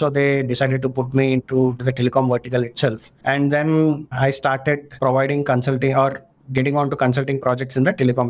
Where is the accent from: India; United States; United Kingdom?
India; being an Indian